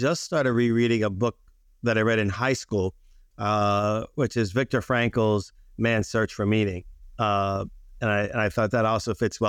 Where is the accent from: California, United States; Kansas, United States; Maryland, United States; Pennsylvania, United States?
Maryland, United States; Baltimore; born there; also born or lived in Chicago; now in New York, United States; And I was born in Baltimore.